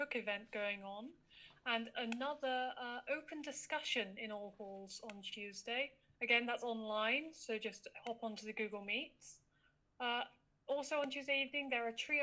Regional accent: London, United Kingdom; I'm from London, and I'm a second year mechanical engineering student

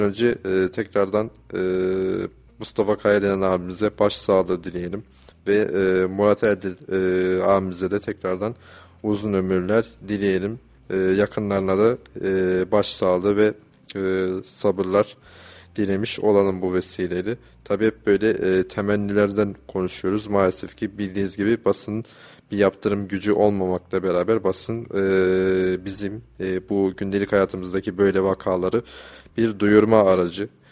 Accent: Kayseri, Kayseri Province, Turkey; bizim şehrimizin, Kayserimizin

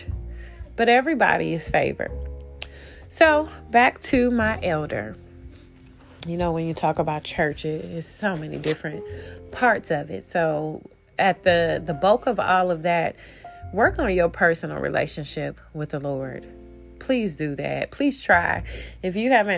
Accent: Detroit, Michigan, United States; I'm from Detroit

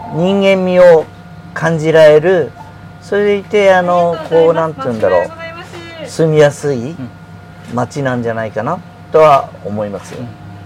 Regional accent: Tokyo, Japan; born or raised there

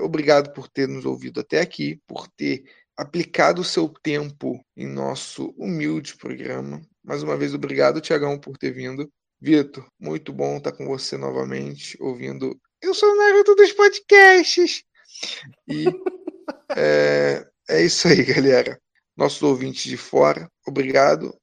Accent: Brazil; somos brasileiros

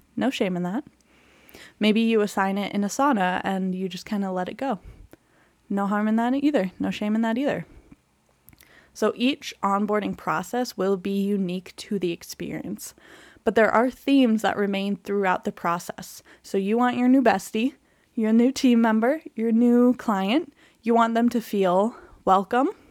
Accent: Canada; I'm Canadian

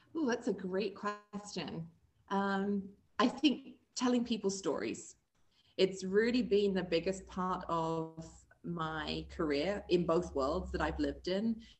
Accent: England, United Kingdom; moved away as an adult; also born or lived in Springfield, Missouri; now in Columbia, United States; I am originally from England and found my way over here to the US and um, made this my new home.

